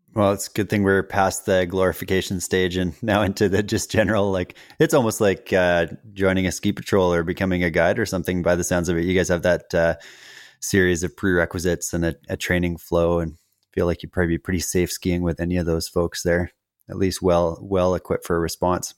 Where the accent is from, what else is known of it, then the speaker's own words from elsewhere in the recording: Western Canada, Canada; as a kid growing up in Western Canada